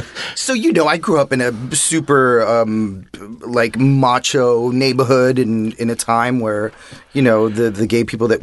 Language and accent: English; New York City, New York, United States; moved away as an adult; now in Los Angeles, United States; I was born and raised in New York City in Washington Heights.